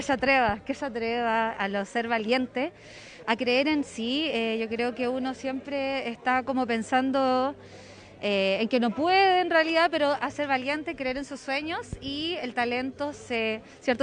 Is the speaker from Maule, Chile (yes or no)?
yes; Constitución, Maule, Chile; somos de Constitución